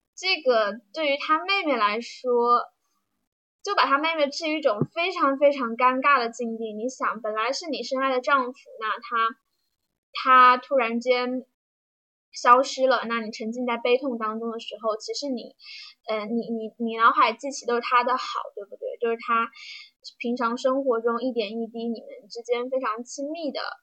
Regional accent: Jiujiang, Jiangxi, China; 待的地方呢，就是我的家乡江西九江。九江没有什么，嗯，特别有名的东西吧，就是一个四线小城市，在长江边

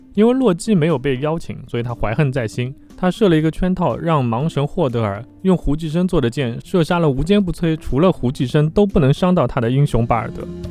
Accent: China; 因为我们中国人总是希望过年的时候能够喜庆一些

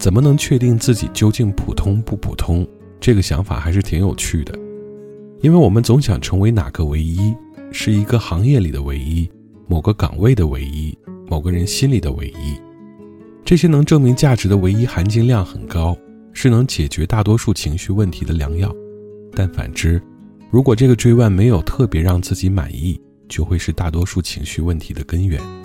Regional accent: China; 我们中国人

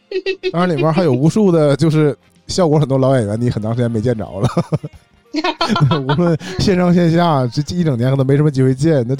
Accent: Shenyang, Liaoning, China; 我我们沈阳人是这样的。

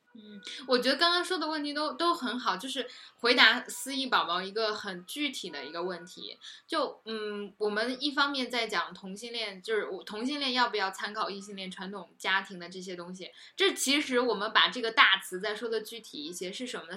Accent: Hunan, China; moved away; 我家乡真的很穷的，就是，嗯，其实湖南还好吧，鱼米之乡，然后不缺吃喝

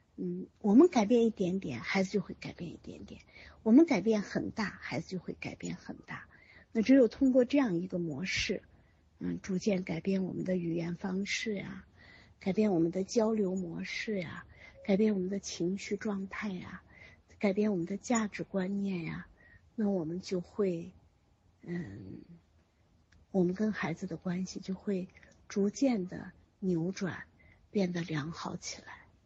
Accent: China; 我们中国人

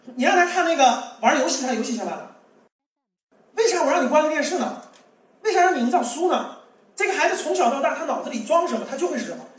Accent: Beijing, China; 我们北京人

